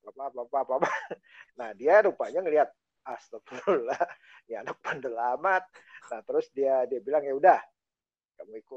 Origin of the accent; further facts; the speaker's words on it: Sumatra, Indonesia; Saya SMP di kampung. Kampung saya itu dikelilingin gunung.